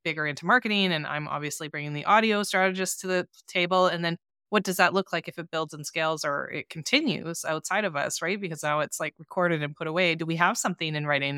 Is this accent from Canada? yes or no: yes; Canada; I'm from Canada